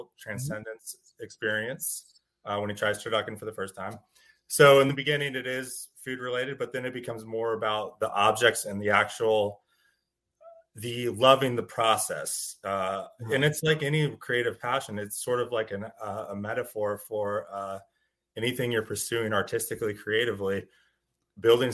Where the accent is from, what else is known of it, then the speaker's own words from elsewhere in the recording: Northern California wine country, United States; I grew up in Northern California in the wine country